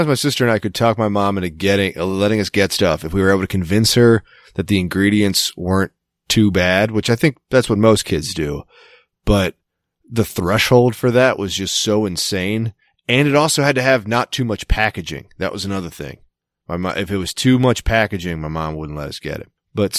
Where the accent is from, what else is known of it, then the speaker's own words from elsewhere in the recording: Boston, Massachusetts, United States; accent: Boston; now in New Jersey, United States; I moved there a year ago. And while my Boston accent hasn't freaking left, let me tell you, I'm a huge Jets fan now.